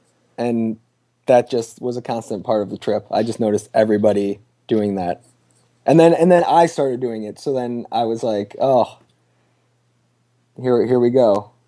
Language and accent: English; Midwest, United States; accent: Midwestern; I grew up there and I'm from there. So my important question to you is whether you notice my Midwestern accent.